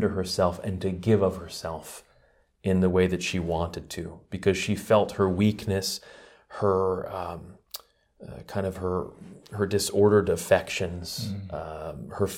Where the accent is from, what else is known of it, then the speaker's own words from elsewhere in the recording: New York, United States; Well, I've been with the order for about 20 years now, and I'm originally from New York, but joined the community after I met them in Washington, D.C.